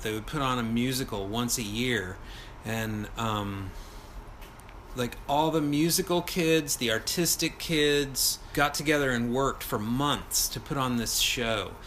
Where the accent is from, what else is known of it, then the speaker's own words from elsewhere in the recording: Texas, United States; I'm from Texas, another pretty pathetic place.